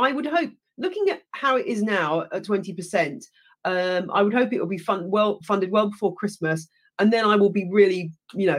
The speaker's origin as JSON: {"language": "English", "region": "England", "country": "United Kingdom", "also_born_or_lived": "United States", "accent": "British", "said": "as an English person"}